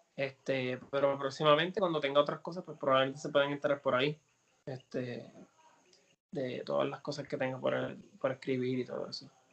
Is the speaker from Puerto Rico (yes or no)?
yes; Puerto Rico; es mi tierra, mi isla, mi cultura, es quien yo soy